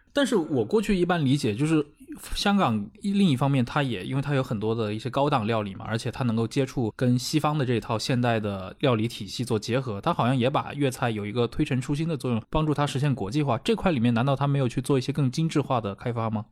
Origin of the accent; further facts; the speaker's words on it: Anqing, Anhui, China; 我是安徽人